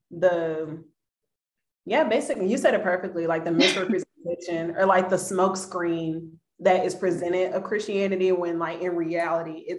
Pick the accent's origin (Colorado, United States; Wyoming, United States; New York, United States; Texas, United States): Texas, United States; Dallas; I'm from Dallas